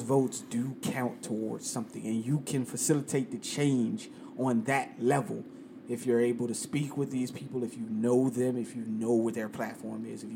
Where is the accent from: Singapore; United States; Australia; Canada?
United States; the South; moved away as an adult; now in New York, United States; I'm from the South.